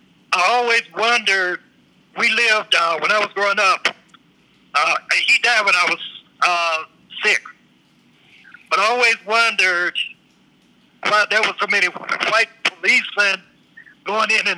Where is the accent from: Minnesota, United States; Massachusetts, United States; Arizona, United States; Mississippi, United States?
Mississippi, United States; Yazoo City; he built a hospital in my hometown of Yazoo City in 1924, where I was born in 1953